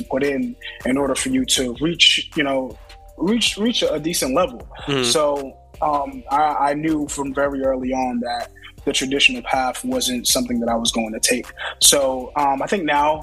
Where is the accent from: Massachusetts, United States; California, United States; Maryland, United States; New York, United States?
New York, United States; New York City; Bronx, New York, born and raised